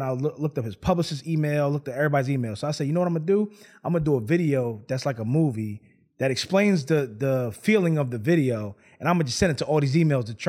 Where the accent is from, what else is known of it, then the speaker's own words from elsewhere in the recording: Philadelphia, Pennsylvania, United States; also born or lived in Los Angeles / New York / New Orleans / Atlanta; So I'm from Philadelphia. Lived in probably every major city in the world, probably from what is it? Los Angeles, New York, New Orleans, Atlanta, New Jersey.